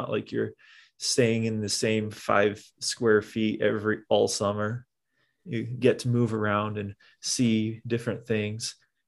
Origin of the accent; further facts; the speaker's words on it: Omaha, Nebraska, United States; I grew up in Omaha